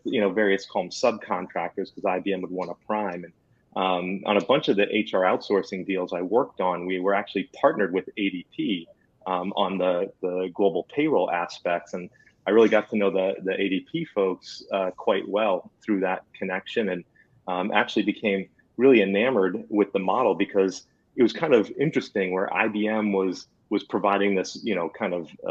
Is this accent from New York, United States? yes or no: no; New Jersey, United States; I'm from New Jersey